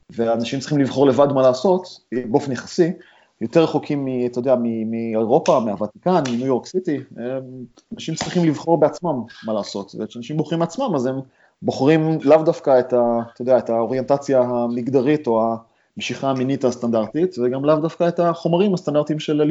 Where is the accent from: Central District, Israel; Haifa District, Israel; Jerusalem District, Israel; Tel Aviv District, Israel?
Tel Aviv District, Israel; Ramat Gan; now in San Francisco, United States; תשמע, אני מרמת גן, אבל אני מהחלק המגניב של רמת גן, זה קרוב לבורסה.